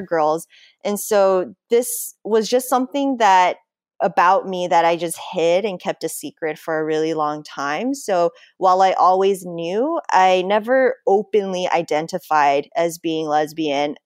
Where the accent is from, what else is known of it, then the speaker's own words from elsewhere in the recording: United States; growing up in American culture